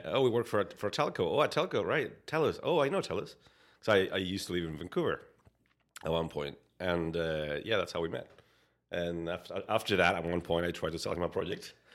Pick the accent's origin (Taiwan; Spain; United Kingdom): Spain; English is a second language; moved away as an adult; now in Canada; I was, uh, born and raised in, in, in Spain